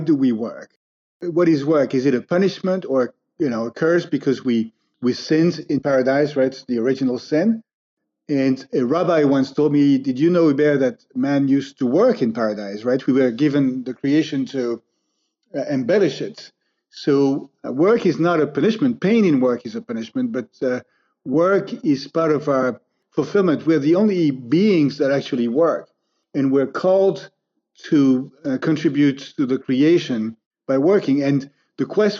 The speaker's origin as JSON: {"language": "English", "country": "France", "tie": "born or raised there", "said": "I grew up in France in a middle-class family, three brothers"}